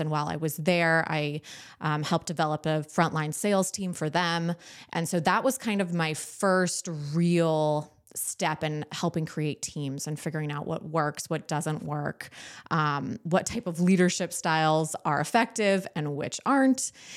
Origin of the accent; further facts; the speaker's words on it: Southern California, United States; moved away as an adult; I grew up in Southern California